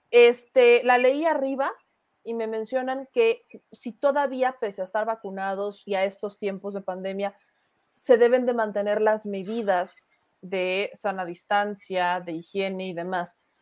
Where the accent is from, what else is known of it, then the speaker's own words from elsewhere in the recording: Mexico; Nosotros los mexicanos no dominamos el mundo porque nos falta empuje.